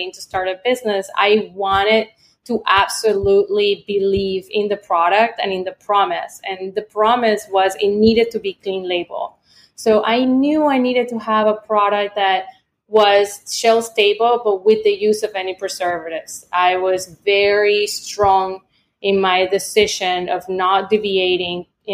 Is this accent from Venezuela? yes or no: yes; Venezuela; moved away; also born or lived in Florida; I grew up in Venezuela